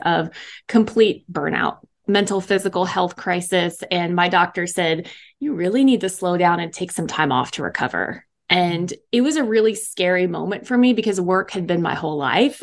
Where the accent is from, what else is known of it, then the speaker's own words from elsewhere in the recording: East Coast, United States; moved away as an adult; also born or lived in Dallas, Texas; I was from the East Coast